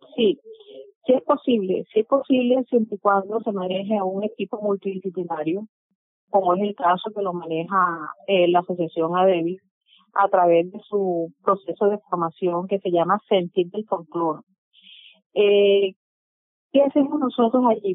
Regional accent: Sincelejo, Sucre, Colombia; soy del departamento de Sucre, nací en el municipio de Cincelejo

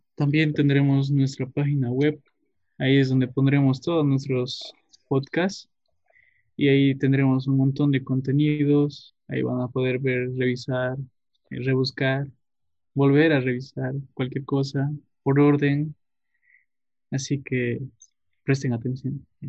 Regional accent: Tarija, Bolivia; yo soy de Tarija, nací en el valle, pero actualmente vivo en Cercado, Cercado de Tarija

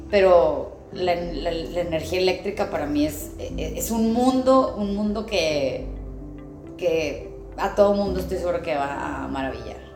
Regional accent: Saltillo, Coahuila, Mexico; also born or lived in Monterrey; Soy originaria de Saltillo, Coahuila. Eh, por razones laborales nos fuimos a vivir a Monterrey, mi papá, mi familia

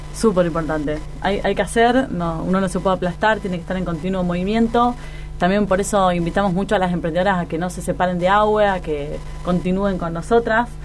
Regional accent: Argentina; vivimos rodeados de frustraciones en un país tan inestable como Argentina

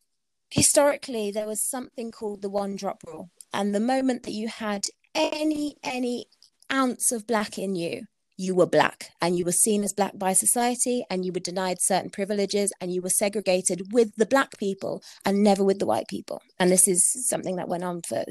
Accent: United Kingdom; I'm British

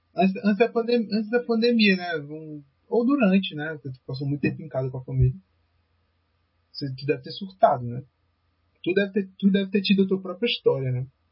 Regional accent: Fortaleza, Ceará, Brazil; Eu sou de, a gente é de Fortaleza

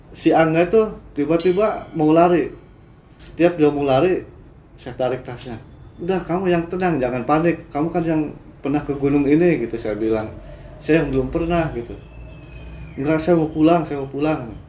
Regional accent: Cirebon, West Java, Indonesia; mas dari mana dari Cirebon saya bilang dari Cirebon

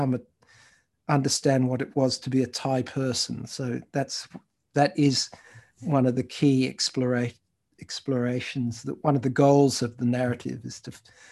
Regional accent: Australia; also born or lived in United Kingdom / Thailand / Malaysia; I moved from where I was born in Britain, spent some time as a child in Thailand and Malaysia, and went to international schools there, and then came to Australia when I was 7 and a half

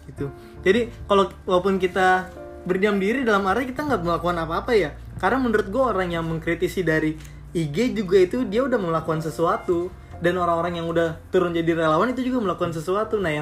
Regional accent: Tambun, West Java, Indonesia; Iya kita orang Tambun, jadi sedikit selau sih sama sama keadaan ini walaupun miris ya karena termasuk kabupaten Bekasi.

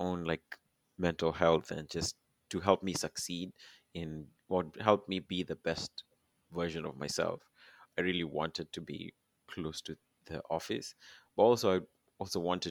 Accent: Kenya; now in Toronto, Canada; Being Kenyan is pretty unique.

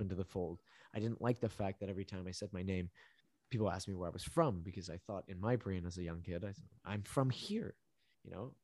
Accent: Vancouver, British Columbia, Canada; also born or lived in Medellín, Colombia; where I grew up in Vancouver, it is extremely multidiverse.

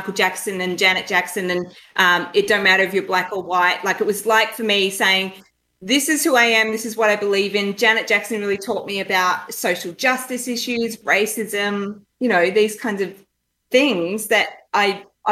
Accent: northeast Victoria, Australia; moved away; So very small country town in northeast Victoria.

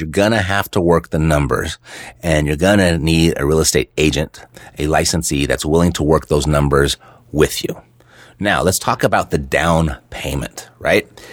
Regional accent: Los Angeles, California, United States; moved away as an adult; now in Las Vegas, United States; Born and raised in Los Angeles my entire life

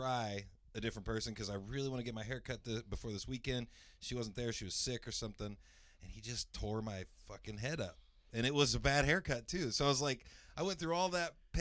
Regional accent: Greenfield, Indiana, United States; I grew up around Greenfield

